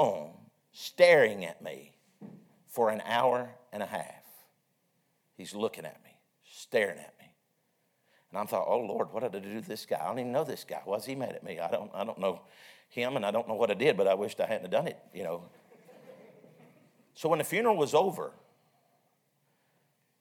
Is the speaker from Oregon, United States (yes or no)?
no; Vesta, Virginia, United States; I'm from Vesta, Virginia. I'm pastoring in Vesta, Virginia